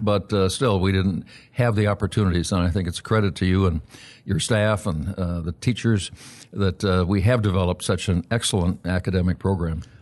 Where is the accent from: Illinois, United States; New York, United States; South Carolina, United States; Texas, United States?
Illinois, United States; Aurora; born or raised there